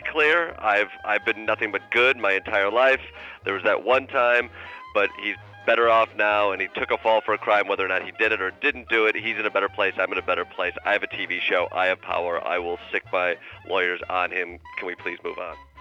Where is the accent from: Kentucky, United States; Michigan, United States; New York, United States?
Michigan, United States; Kalamazoo; I grew up in Kalamazoo, Michigan